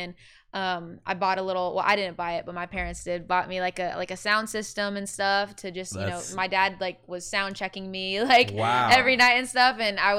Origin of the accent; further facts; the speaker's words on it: Lodi, California, United States; I'm from Northern California, though. It's a town called Lodi.